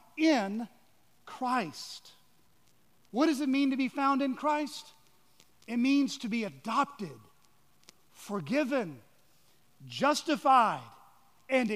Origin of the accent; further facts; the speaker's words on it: Georgia, United States; moved away; also born or lived in Washington, D.C.; I'm actually from Georgia